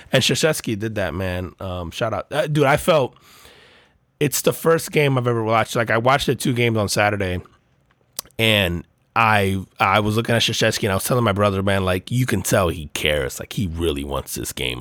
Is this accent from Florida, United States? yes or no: no; New Jersey, United States; I grew up in Jersey